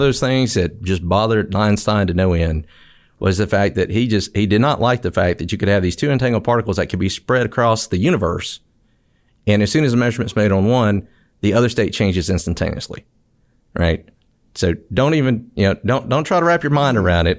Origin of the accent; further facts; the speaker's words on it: Mississippi, United States; moved away as an adult; I grew up in Mississippi